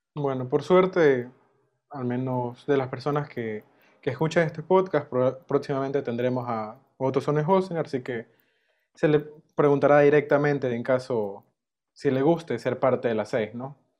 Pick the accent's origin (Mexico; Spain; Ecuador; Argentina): Ecuador; Si te digo como ecuatoriano